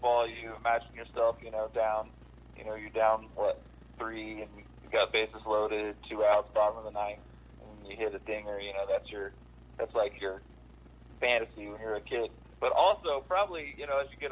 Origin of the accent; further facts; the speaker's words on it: Illinois, United States; I grew up in Illinois.